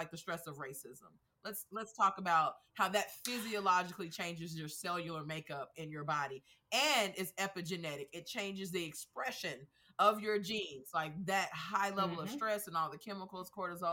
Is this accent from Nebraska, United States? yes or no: no; Oklahoma, United States; moved away as an adult; also born or lived in Tennessee / Georgia; now in Texas, United States; I grew up in Oklahoma, which is Midwest to Southern tendencies.